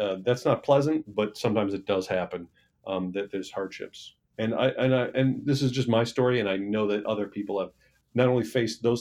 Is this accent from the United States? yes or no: yes; Michigan, United States; I'm from Michigan